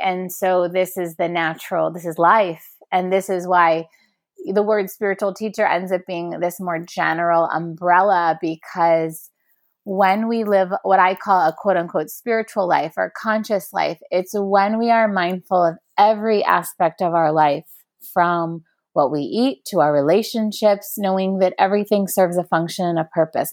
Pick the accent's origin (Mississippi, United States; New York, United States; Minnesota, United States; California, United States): New York, United States; New York City; growing up in New York City